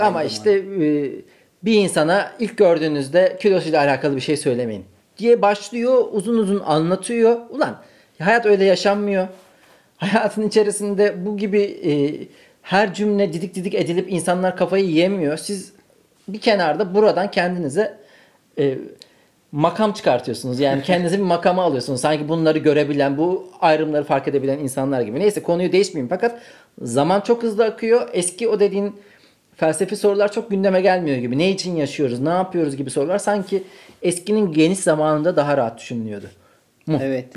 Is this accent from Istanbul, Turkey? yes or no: no; Ankara, Turkey; moved away; kalabalık arkadaş grubu olan bir Ankara kültüründen geliyorum